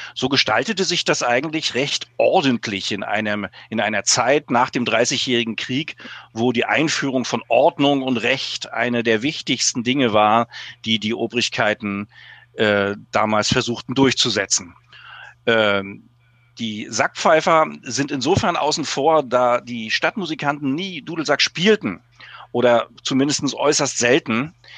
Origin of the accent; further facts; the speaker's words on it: Mecklenburg-Vorpommern, Germany; bei uns in Mecklenburg